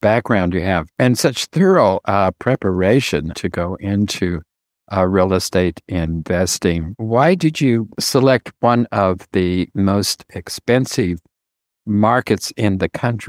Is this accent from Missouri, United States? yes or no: no; Colorado, United States; also born or lived in Compton, California; my parents moved to Colorado when I was 6 months old.